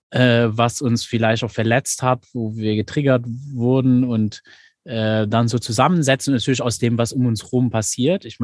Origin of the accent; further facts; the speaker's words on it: Luxembourg; Ich meine, ich komme jetzt aus Luxemburg. Meine Realität, in der ich hier aufgewachsen bin, ist schon eine ganz andere wie, wie deine in Deutschland.